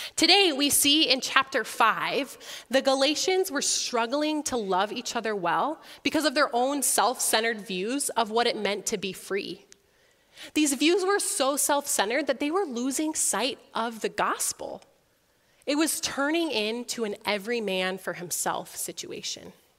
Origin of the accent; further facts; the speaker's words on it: Sioux Falls, South Dakota, United States; also born or lived in Orange City, Iowa / Holland, Michigan; I was also born and raised in Sioux Falls, just right across the street from here